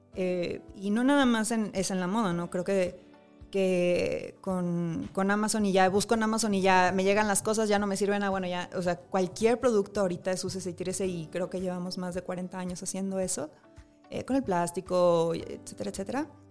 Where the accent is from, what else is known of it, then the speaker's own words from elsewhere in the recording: Monterrey, Nuevo León, Mexico; yo soy de Monterrey